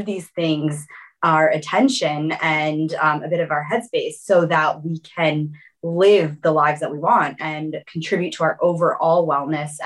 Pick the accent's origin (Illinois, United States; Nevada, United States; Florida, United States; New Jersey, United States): Florida, United States; South; also born or lived in Brazil; So I was born in Brazil originally, and then we moved around quite a bit, and I grew up in South Florida. And that was where my entire kind of childhood, from the time I was 5 until 21, I was in Florida.